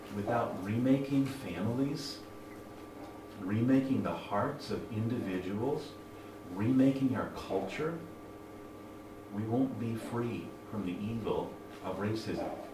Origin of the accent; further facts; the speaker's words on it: United States; moved away as an adult; now in Japan; from the U.S., my home country